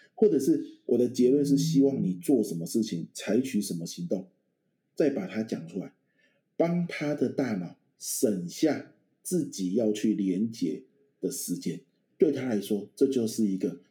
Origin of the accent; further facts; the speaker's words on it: Pingtung County, Taiwan; moved away; 我们嗯老家在屏东嘛，晚上很多蚊子的乡下地方